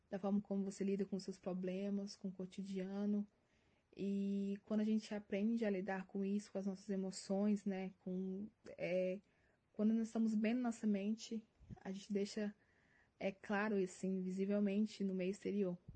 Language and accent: Portuguese; Minas Gerais, Brazil; now in Curitiba, Brazil; Não sou de Curitiba, eu vim de Minas Gerais. É, e eu sei o quanto é difícil, né? A questão de você adaptar em um lugar totalmente diferente, novas pessoas, nova cultura.